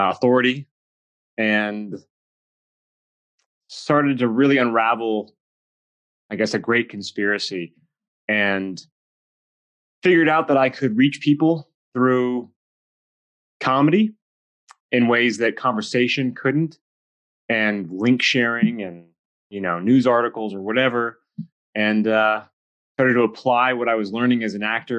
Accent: Los Angeles, California, United States; I grew up in Hollywood.

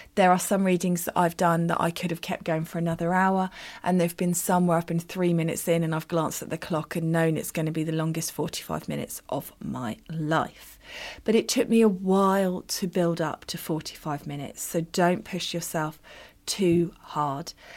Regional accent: United Kingdom; I'm very British

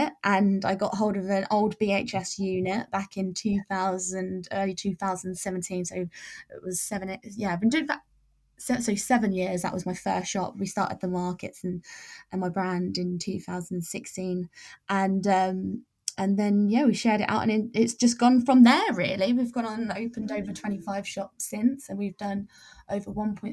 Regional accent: England, United Kingdom; also born or lived in Spain; when I moved back to England, I realized there was nothing really like that, and it really lacked, but I went back to my hometown

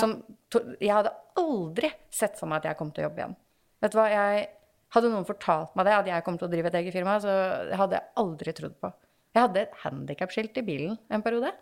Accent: Kolbotn, Akershus, Norway; now in Åsgårdstrand, Norway; Som du sa, så bor jeg jo i Åsgårdstrand, eh, selv om jeg er fra Kolbotn

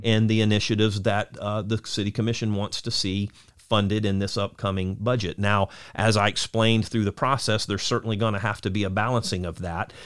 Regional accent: Lakeland, Florida, United States; also born or lived in Auburndale, Florida; I was born and raised, you know, in Lakeland, uh, also, uh, at Auburndale as well

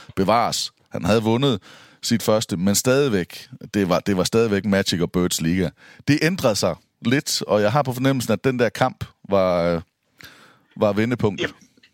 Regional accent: Denmark; jeg er fra Danmark

